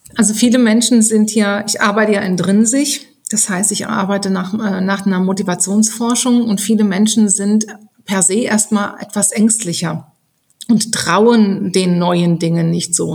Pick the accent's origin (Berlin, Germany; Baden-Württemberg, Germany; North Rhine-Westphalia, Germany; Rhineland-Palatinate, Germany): Rhineland-Palatinate, Germany; bin auf dem Land groß geworden in Rheinland-Pfalz